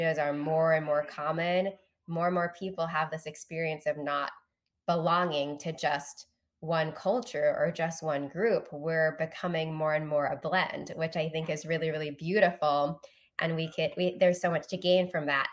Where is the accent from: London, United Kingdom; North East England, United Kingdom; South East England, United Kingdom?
London, United Kingdom; also born or lived in Singapore; now in United States; in the UK, where I grew up